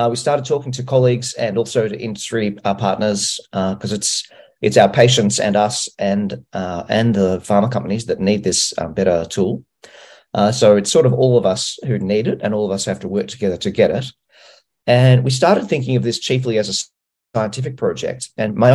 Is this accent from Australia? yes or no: yes; Australia; I'm from Australia